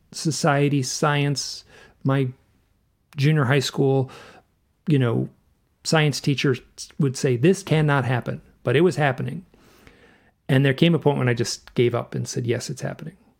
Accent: Michigan, United States; I grew up in Michigan

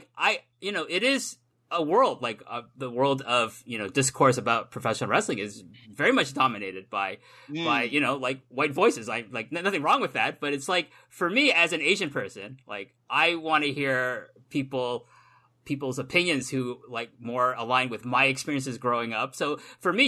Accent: Toronto, Ontario, Canada; moved away as an adult; also born or lived in South Korea; now in Japan; I was born in South Korea. I grew up in Toronto. I live in Japan now

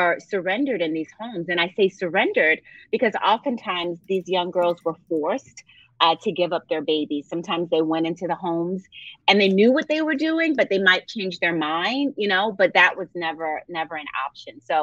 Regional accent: Philadelphia, Pennsylvania, United States; I grew up in Philadelphia

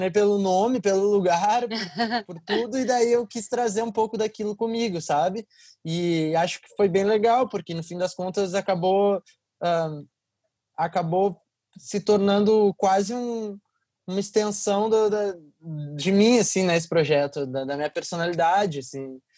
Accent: Porto Alegre, Rio Grande do Sul, Brazil; now in São Paulo, Brazil; isso foi justamente a época em que eu saí de Porto Alegre e me mudei para São Paulo.

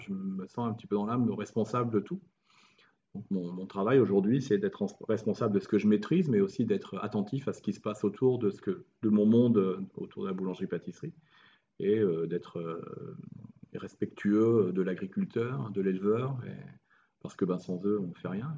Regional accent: France; moved away as an adult; also born or lived in Montpellier / Morocco; now in Italy; on est français

